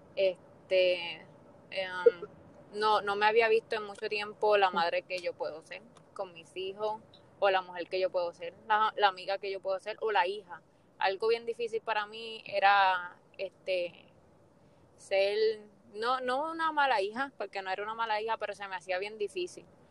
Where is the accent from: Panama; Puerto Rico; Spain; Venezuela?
Puerto Rico; Fajardo; also born or lived in Luquillo; yo soy de Puerto Rico, soy de Fajardo y Luquillo